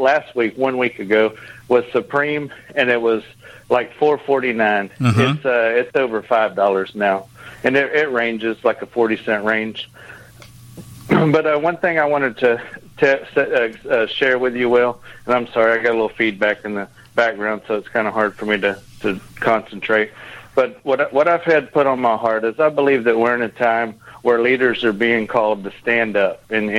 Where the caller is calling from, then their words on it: Texas, United States; calling from Texas.